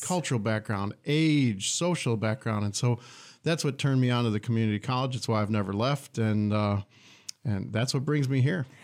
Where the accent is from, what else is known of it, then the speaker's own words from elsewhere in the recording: Detroit, Michigan, United States; moved away as an adult; also born or lived in Troy, Michigan / Flint, Michigan; now in Lansing, United States; I grew up in Metro Detroit.